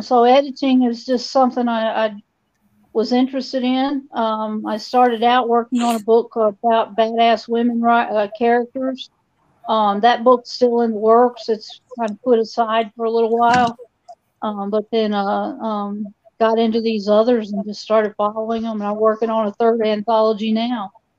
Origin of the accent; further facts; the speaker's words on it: the South, United States; And because I'm from the South, a lot of it's Southern writing.